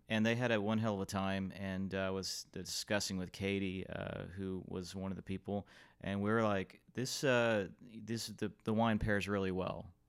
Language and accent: English; Fort Worth, Texas, United States; also born or lived in Oak Cliff, Dallas; I like all the growth in this city, in Fort Worth, my hometown